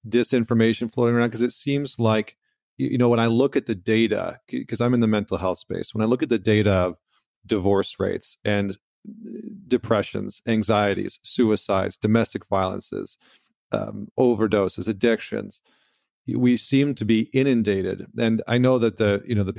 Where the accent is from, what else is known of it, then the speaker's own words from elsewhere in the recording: Canada; now in United States; I'm Canadian, so like being a Canadian, being like a foreigner in the country